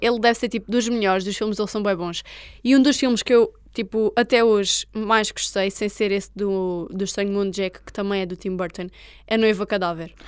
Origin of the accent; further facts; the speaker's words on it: Portugal; eu sou Tuga, já sabem que eu sou Tuga